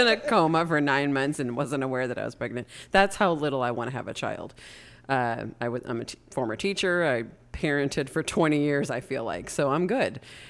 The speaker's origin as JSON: {"language": "English", "country": "United States", "accent": "American", "said": "it wouldn't matter even if I was fluent, you'd make fun of my American accent."}